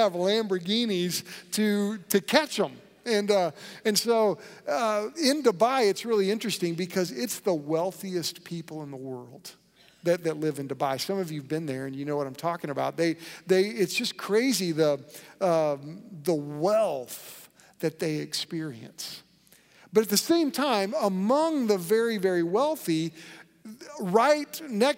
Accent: United States; growing up in America

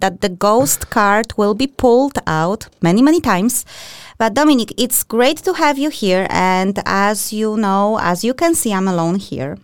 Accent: Poland; I'm from Poland as well.

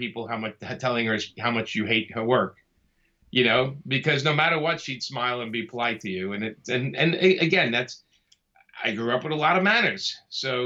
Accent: New York City, New York, United States; I grew up in Brooklyn.

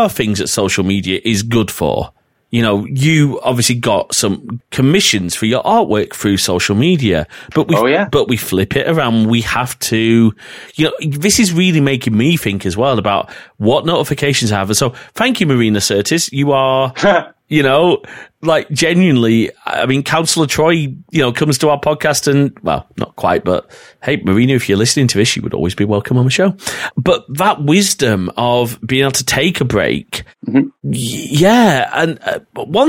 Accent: North West England, United Kingdom; accent: northern; my northern accent's coming out here quite a bit, in Fulwood in Preston

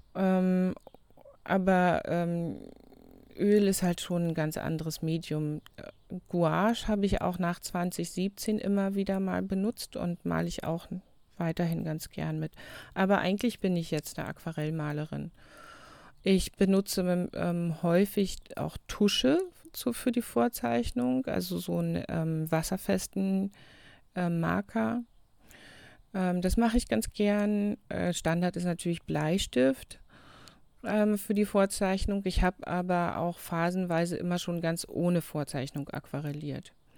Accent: Germany; also born or lived in New Zealand; Wir haben bei uns in Deutschland immer noch das Zunftsystem

